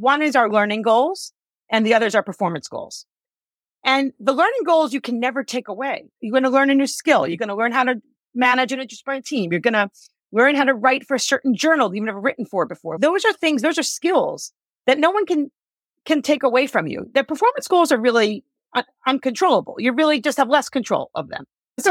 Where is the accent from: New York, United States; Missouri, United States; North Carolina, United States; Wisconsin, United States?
New York, United States; I'm a New Yorker, so I curse a lot.